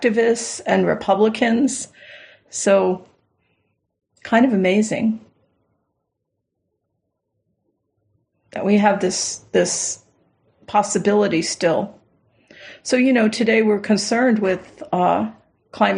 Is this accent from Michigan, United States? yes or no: no; Southern Florida, United States; I grew up in Southern Florida